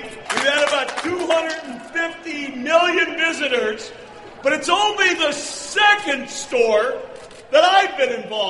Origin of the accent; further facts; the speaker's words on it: Farmington Hills, Michigan, United States; we're in my hometown. I grew up in Farmington Hills